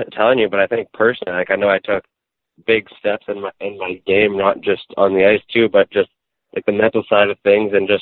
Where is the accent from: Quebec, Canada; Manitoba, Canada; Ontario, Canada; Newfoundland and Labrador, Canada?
Manitoba, Canada; Souris; born or raised there; also born or lived in Brandon, Manitoba